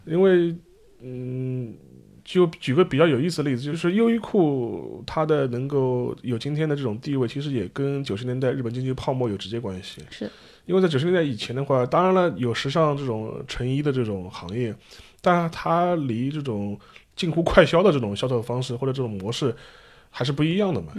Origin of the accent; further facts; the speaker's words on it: China; 当然有的时候我们中国人看看，